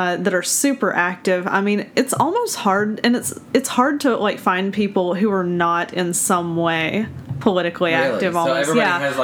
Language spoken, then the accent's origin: English; Alabama, United States; now in Ohio, United States; I'm from Alabama originally